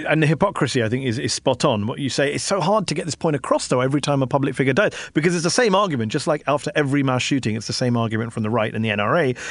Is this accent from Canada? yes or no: no; United Kingdom; now in Washington, D.C., United States; as a Brit in DC